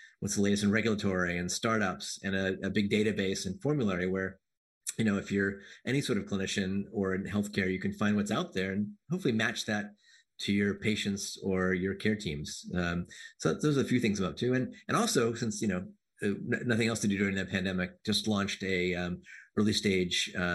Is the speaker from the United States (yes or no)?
yes; Silver Spring, Maryland, United States; I grew up in Silver Spring, Maryland